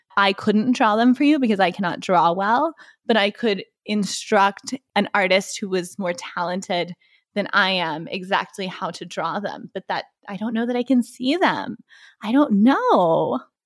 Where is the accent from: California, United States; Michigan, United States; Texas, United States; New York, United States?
Texas, United States; Waco; also born or lived in Dallas, Texas; I was born in Dallas, but as somebody who grew up in Waco, Texas